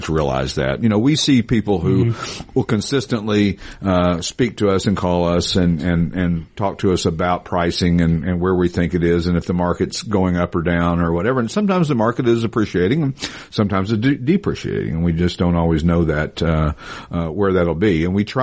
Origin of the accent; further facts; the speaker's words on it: Knoxville, Tennessee, United States; moved away; also born or lived in Branson, Missouri; I grew up in Knoxville